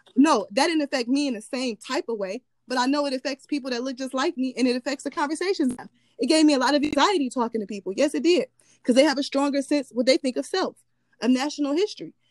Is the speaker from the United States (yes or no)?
yes; United States; born or raised there